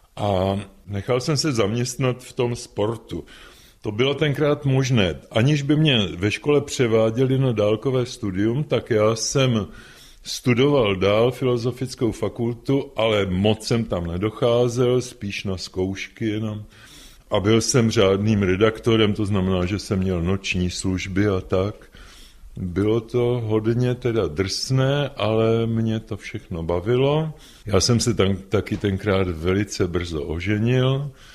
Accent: Prague, Czechia; když jsme chodili z Vinohrad, z Jiřího náměstí na náměstí Míru

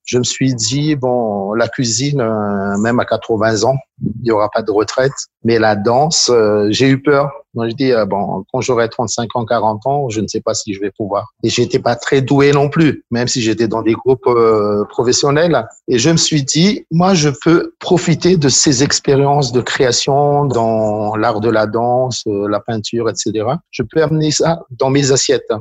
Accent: Antananarivo, Analamanga, Madagascar; je suis originaire de Tananarive

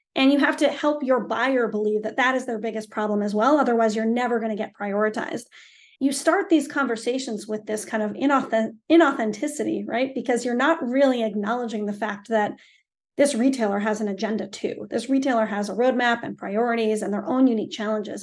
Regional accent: Stowe, Vermont, United States; I grew up in Stovermont, and Stovermont is an unbelievable town

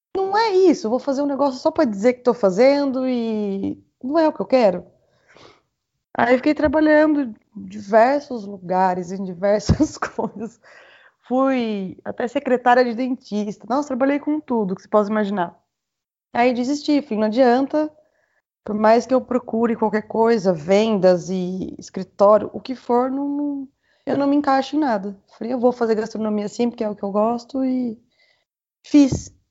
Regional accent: Itu, São Paulo, Brazil; vim de, de Itu

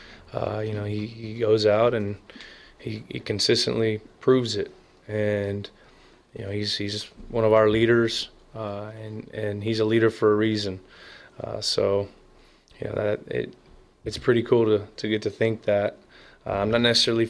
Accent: Bay Area, California, United States; I'm from the Bay Area of childhood, loving the Niners

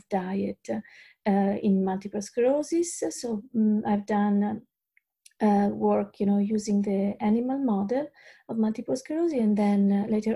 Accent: Italy; English is a second language; moved away as an adult; now in Australia; I'm originally from Italy.

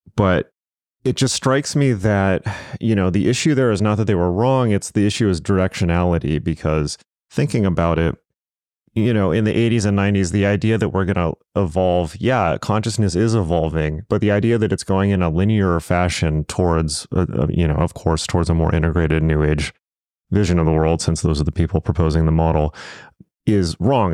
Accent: Southern California, United States; I'm from Southern California. I'm from the West Coast

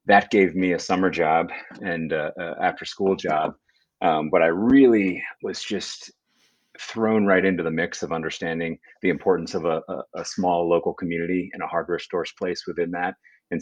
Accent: Vermont, United States; also born or lived in Burlington, Vermont; I moved back to my hometown, jumped back in the ring with my dad at the hardware store

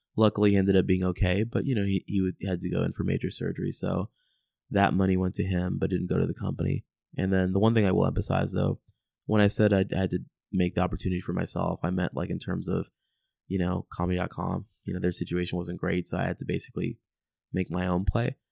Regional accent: United States; I'm an American

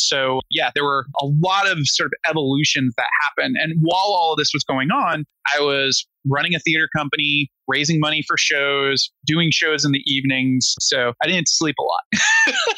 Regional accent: Rhode Island, United States; moved away as an adult; now in New York, United States

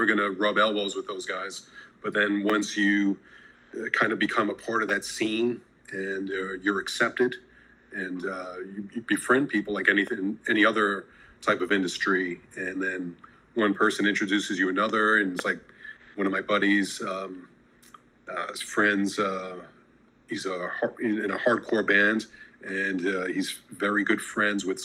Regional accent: New York City, New York, United States; now in Los Angeles, United States; growing up in New York City and then now

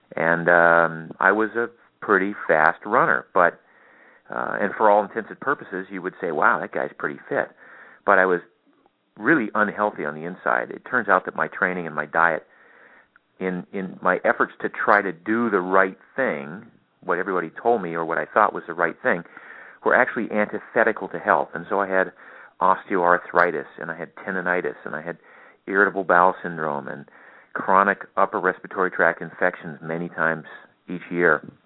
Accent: Maine, United States; I grew up in Maine, of all places

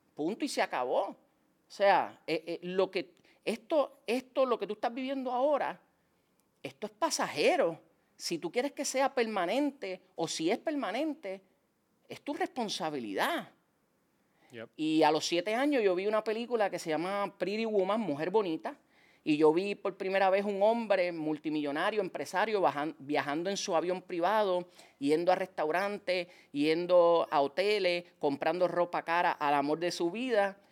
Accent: San Juan, Puerto Rico; Yo me crié en Liceda Apartments, en Cupé y Bajo

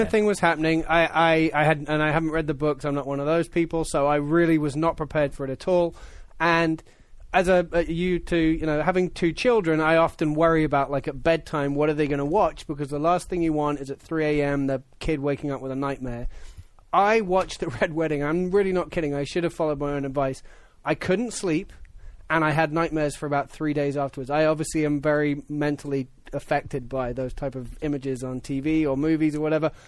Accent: United Kingdom; as a Brit

